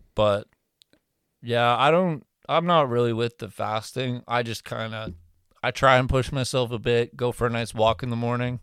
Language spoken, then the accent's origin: English; Canada; we're Canadian